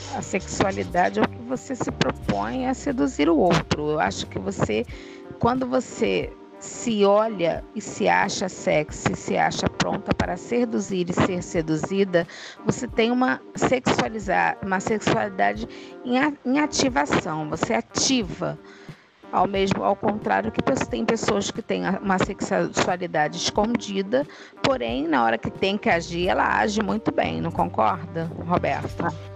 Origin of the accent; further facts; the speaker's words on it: Rio de Janeiro, Brazil; Rio de Janeiro, Copacabana, sexóloga